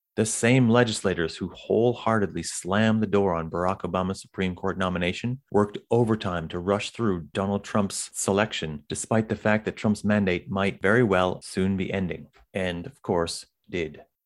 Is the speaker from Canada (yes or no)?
yes; Canada; I'm from Canada